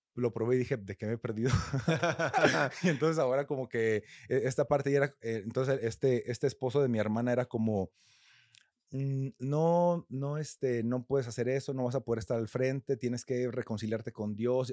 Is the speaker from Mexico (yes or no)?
yes; a rural community in Coahuila, Mexico; now in Mexico City, Mexico; yo no soy de aquí de Ciudad de México, soy de una comunidad rural en Coahuila